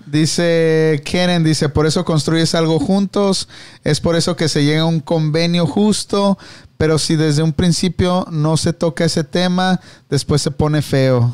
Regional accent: Tijuana, Baja California, Mexico; also born or lived in Mexicali; yo nací en Mexicali, pero me crié en Tijuana, así que soy de, de Tijuana

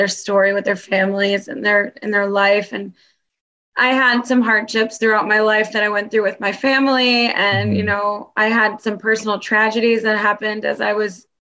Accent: New York City, New York, United States; moved away as an adult; also born or lived in Florida; now in Miami, United States; I'm actually originally from New York City

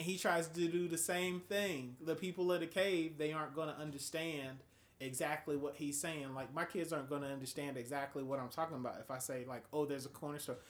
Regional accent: Atlanta, Georgia, United States; moved away; I'm from Atlanta, Georgia. This is how we normally dress in Atlanta

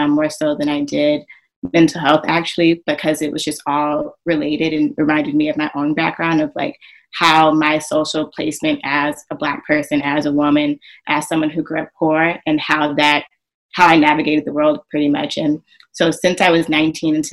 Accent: Southern California, United States; moved away as an adult; now in New York, United States; I am originally from Southern California. I moved to New York about almost 8 years ago now.

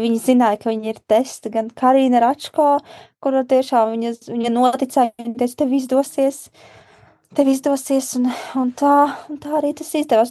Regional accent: Gulbene, Gulbene Municipality, Latvia; moved away; šis ā, projekts arī saistās ar manu dzimto pilsētu, un es rakstīšu grāmatu, kurā būs ā, manas dzimtās pilsētas ā, cilvēki

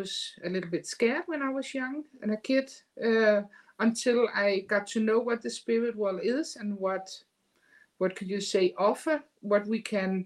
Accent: Denmark; I am from a small country in the Europe, Denmark, right above Germany, Scandinavia.

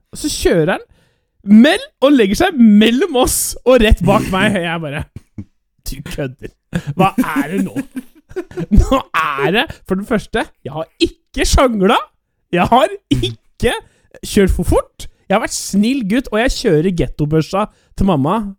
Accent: Norway; jeg er norsk

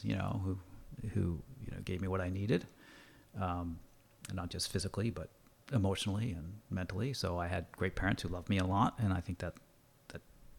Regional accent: New England, United States; I grew up in the United States. I grew up in New England, and sports and football were, you know, really important.

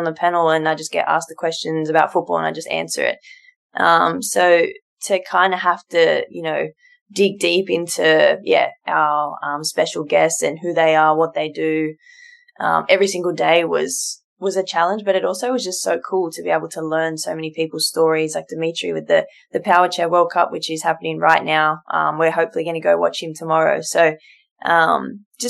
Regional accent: Sydney, New South Wales, Australia; captain my local club, my hometown club, and a region that I represent, you know, since I was born

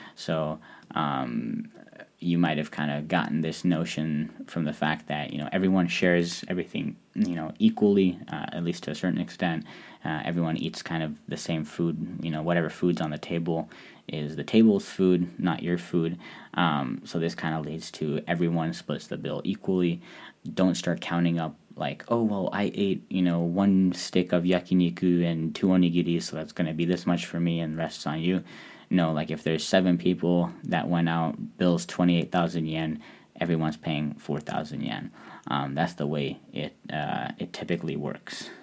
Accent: Hungary; as someone who is from Eastern Europe, I'm from Hungary

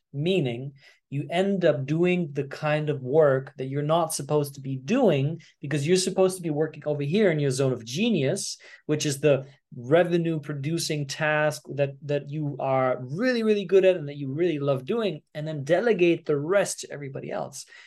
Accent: Germany; growing up in Germany

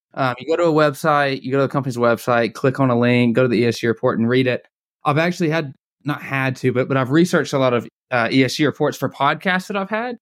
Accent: Atlanta, Georgia, United States; I'm from the Atlanta area

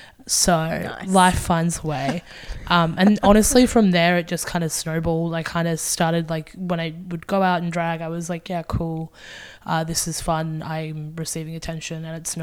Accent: Gold Coast, Queensland, Australia; moved away as an adult; now in Brisbane, Australia; I'm from the Gold Coast initially as well.

